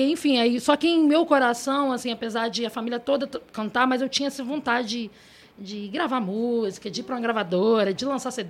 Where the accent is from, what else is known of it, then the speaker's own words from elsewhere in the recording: Cariacica, Espírito Santo, Brazil; also born or lived in Goiânia; eu fui criada na, em como na Capixaba, né, em Cariacica, é uma cidade lá do Espírito Santo.